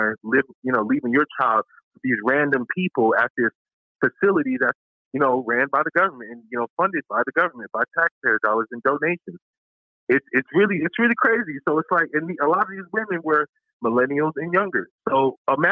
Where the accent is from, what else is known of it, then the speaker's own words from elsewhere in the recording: Colorado, United States; I'm from Colorado